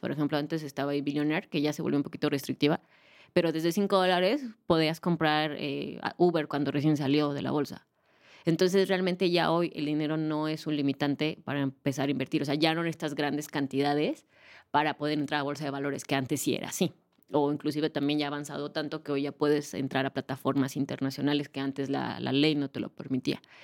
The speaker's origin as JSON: {"language": "Spanish", "country": "Mexico", "said": "Aquí en México"}